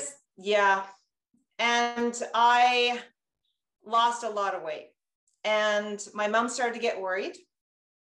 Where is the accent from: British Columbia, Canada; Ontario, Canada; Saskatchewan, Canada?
British Columbia, Canada; Castlegar; I grew up in Castlegar, a small town. And I grew up in a Russian community.